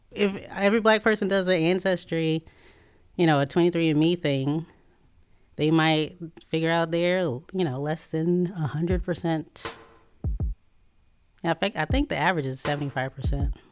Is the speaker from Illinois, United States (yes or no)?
yes; Chicago, Illinois, United States; born there; I, w- I was born in Chicago.